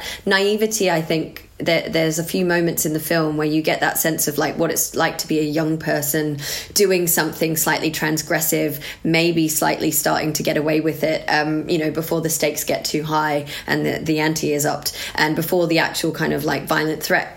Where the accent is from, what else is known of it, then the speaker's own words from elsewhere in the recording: Australia; I grew up in Australia